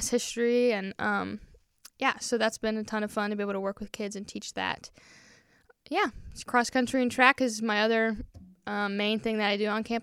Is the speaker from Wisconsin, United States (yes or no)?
yes; Wisconsin, United States; born there; also born or lived in Peru; but yeah, so lived in Peru. I was born in Wisconsin, so we're huge Wisconsin sports